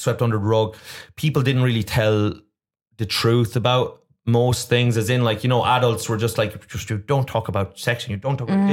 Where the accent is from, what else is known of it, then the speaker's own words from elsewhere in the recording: Ireland; moved away as an adult; also born or lived in Chicago; we're Irish teenagers